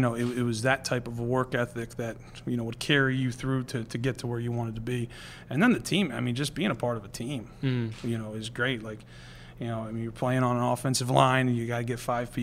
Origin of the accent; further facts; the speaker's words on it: near Millersville, Pennsylvania, United States; growing up near Millersville